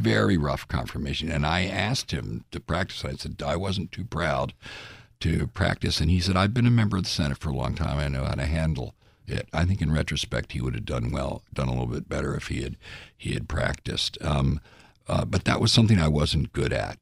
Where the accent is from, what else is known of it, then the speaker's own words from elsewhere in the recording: United States; we're American